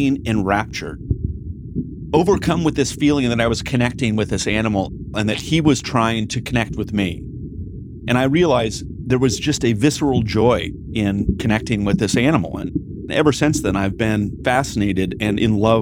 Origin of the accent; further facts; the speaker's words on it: Newport Beach, California, United States; now in Los Angeles, United States; I grew up in part in Corona del Mar in Newport Beach.